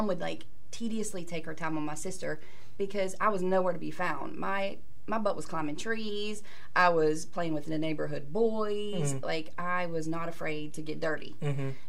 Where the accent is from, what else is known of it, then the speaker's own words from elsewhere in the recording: Atlanta, Georgia, United States; also born or lived in Virginia; now in Pittsburgh, United States; I was born in Virginia, raised in Atlanta. Mm-hmm. So, yeah, I'm new. I still consider myself a newbie here. I've been here for almost 20 years, but I still can't, I don't know. Mm. I'm a Southern girl.